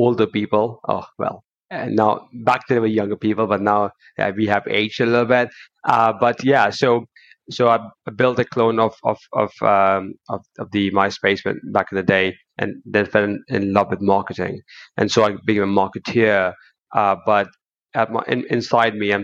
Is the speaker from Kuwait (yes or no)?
yes; Kuwait; moved away as an adult; now in United Kingdom; I was born in Kuwait, but I moved to the UK when I was 20